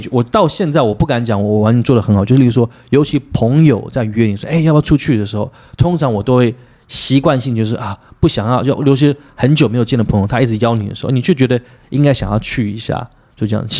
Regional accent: Taiwan; 我们台湾人不要这样讲

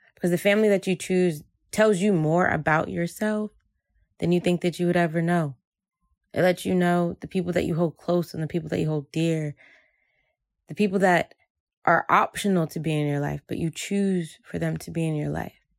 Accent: Jersey City, New Jersey, United States; I grew up in Jersey City um, as a Haitian American woman where family was everything

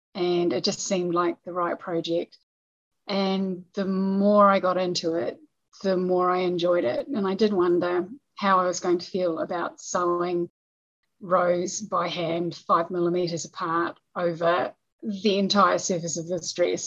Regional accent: New Zealand; we're we're not a big country

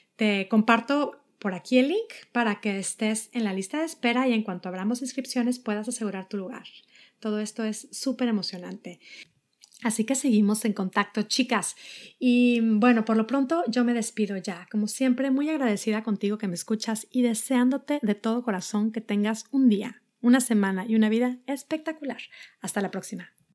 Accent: Mexico; now in United States; soy mexicana, vivo en Estados Unidos

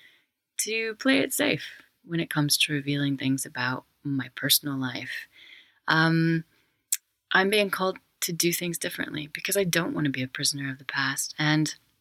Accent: Wyoming, United States; I'm from Wyoming, and my family were pioneers there.

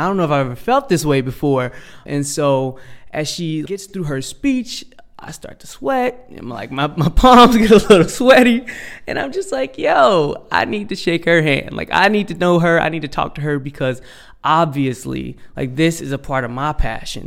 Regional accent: Cincinnati, Ohio, United States; growing up in Cincinnati.

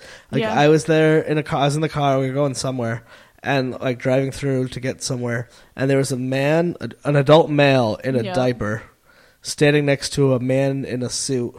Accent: New York, United States; I'm from New York

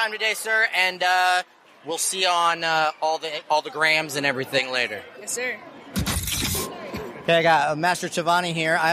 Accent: Simpsonville, South Carolina, United States; I'm from Simpsonville, South Carolina.

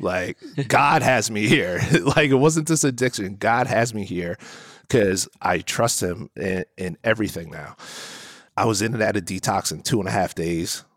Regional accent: New Jersey, United States; I'm from New Jersey

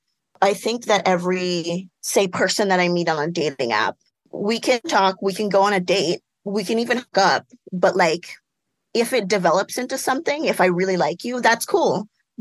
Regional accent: Southern California, United States; also born or lived in Philippines; I was actually born in the Philippines, but I grew up essentially in Southern California

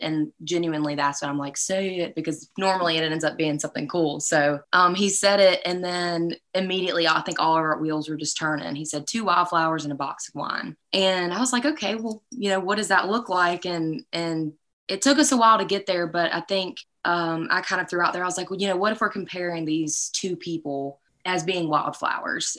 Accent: South Carolina, United States; I'm from South Carolina

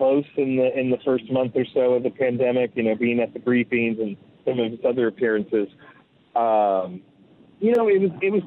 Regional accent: New York, United States; I'm a New Yorker.

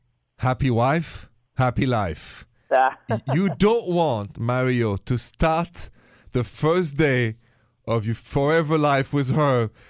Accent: France; moved away; I'm from France.

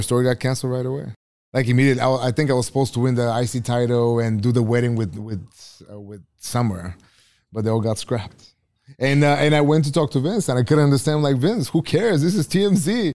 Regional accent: Bulgaria; English is a second language; moved away; I grew up in Bulgaria

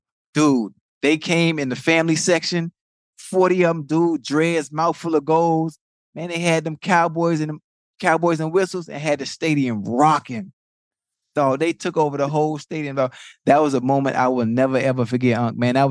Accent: Miami, Florida, United States; I'm from Liberty City, from Dade County.

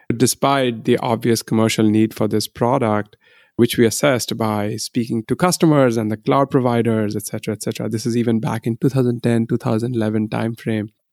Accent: India; moved away as an adult; now in United States; I grew up in India

